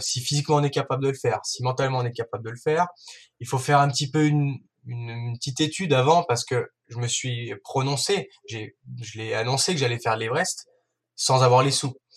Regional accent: Ain, Auvergne-Rhône-Alpes, France; moved away as an adult; also born or lived in Savoie; je suis de l'Ain

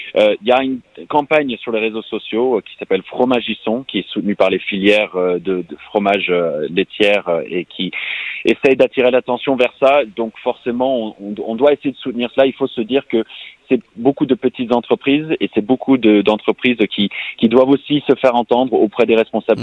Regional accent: United States; French is a second language; also born or lived in New York, United States / San Francisco, United States; now in France; je, suis américain, j'ai grandi à New York, à San Francisco

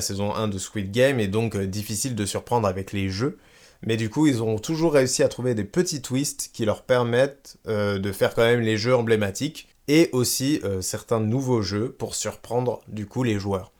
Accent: France; chez nous en France

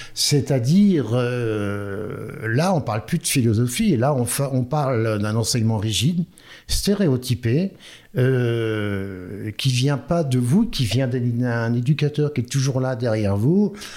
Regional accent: Orléans, Centre-Val de Loire, France; moved away; also born or lived in Nantes; je viens d'Orléans. Je suis né à Orléans et ben j'ai commencé mes, j'ai fait mes premières armes à Orléans

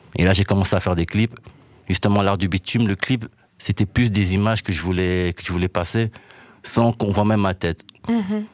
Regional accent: Brussels, Brussels-Capital Region, Belgium

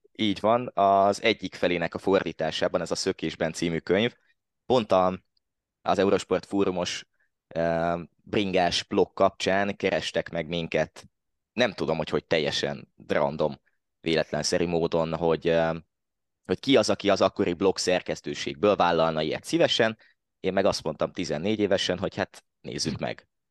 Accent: Hódmezővásárhely, Csongrád-Csanád, Hungary; én eredetileg hódmezővásárhelyi vagyok. Most is ott élek

